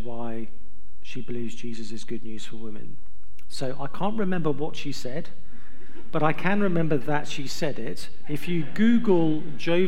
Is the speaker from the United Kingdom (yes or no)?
yes; England, United Kingdom; I'm from England, so I'm used to cold and wet.